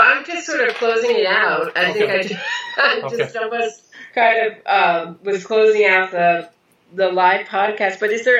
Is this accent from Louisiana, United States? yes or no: no; Pennsylvania, United States; You know, I grew up in Pennsylvania, about an hour, 45 minutes outside of New York.